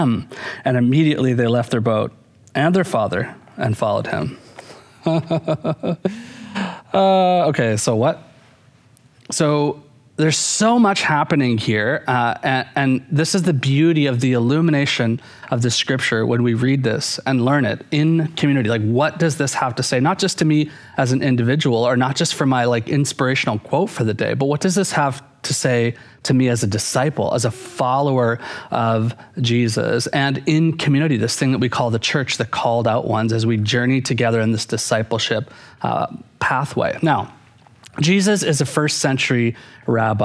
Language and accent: English; Canada; growing up in Canada, Wayne Gretzky was like a huge hero of mine